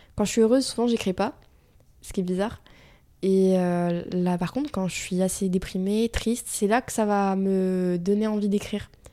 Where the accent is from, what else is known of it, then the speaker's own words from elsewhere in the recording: Vichy, Auvergne-Rhône-Alpes, France; Vichy, donc, euh, ma ville natale. Euh, j'étais au lycée